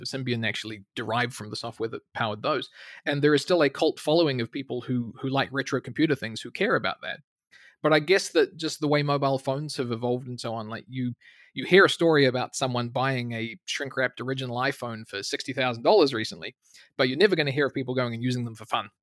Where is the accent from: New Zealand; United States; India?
New Zealand; moved away as an adult; also born or lived in Canada; somewhere in New Zealand, right the other end of the world